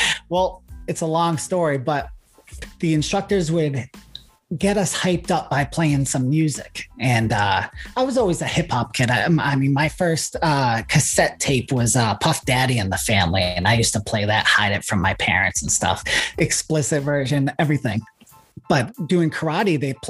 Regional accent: Boston, Massachusetts, United States; I am from Boston, Massachusetts. I do gigs here in Boston

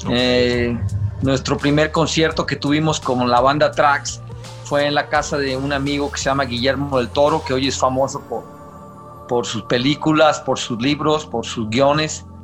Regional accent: Guadalajara, Jalisco, Mexico; born or raised there

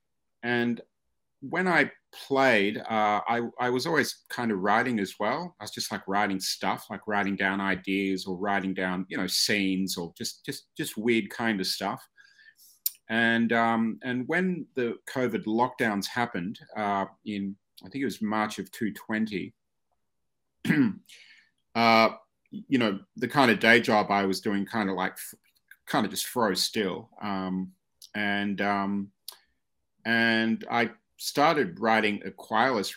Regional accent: Australia; moved away as an adult; now in New York, United States; I grew up in Australia

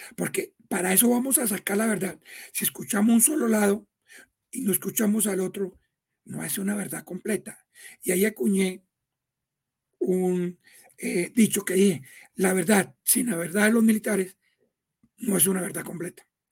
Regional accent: Tolima, Colombia; Yo soy tolimense

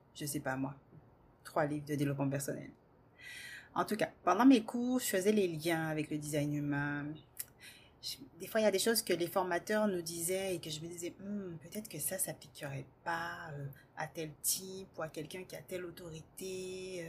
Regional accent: Guadeloupe, France; moved away as an adult; also born or lived in Metropolitan France; Je suis partie à l'âge de 18 ans faire mes études en France, puisque je viens de la Guadeloupe

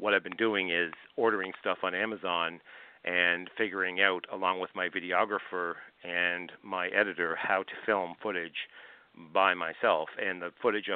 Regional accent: Glace Bay, Nova Scotia, Canada; I grew up in Glace Bay, Nova Scotia

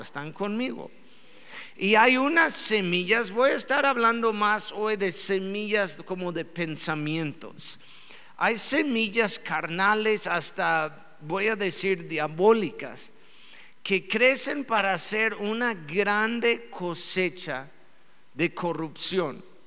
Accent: Mexico; somos buenos mexicanos

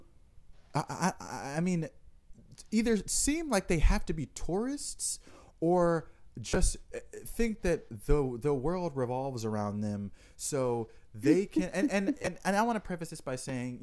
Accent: New York, United States; me being a New Yorker

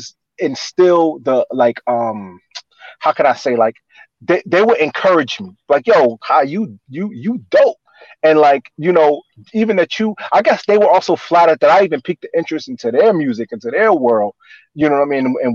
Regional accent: New Brunswick, New Jersey, United States; also born or lived in Newark, New Jersey; I grew up in New Brunswick, which is Central Jersey, like Rutgers University

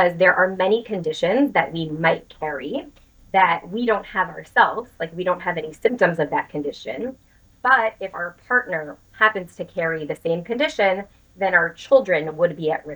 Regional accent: New York City, New York, United States; I was born and raised in the New York City area.

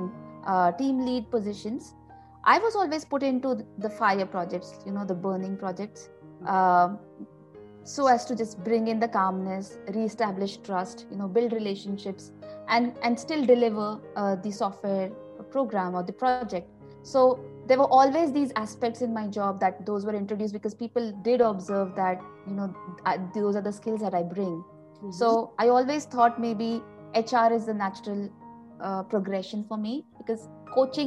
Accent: Nagpur, Maharashtra, India; moved away as an adult; now in Sydney, Australia; I'm from Nagpur, originally from Nagpur. And that's where I grew up.

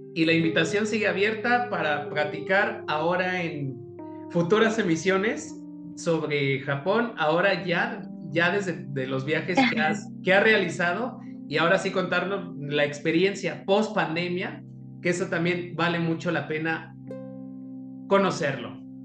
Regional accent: Mexico

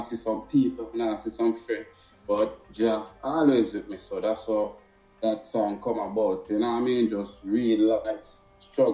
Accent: Jamaica; I am a Jamaican

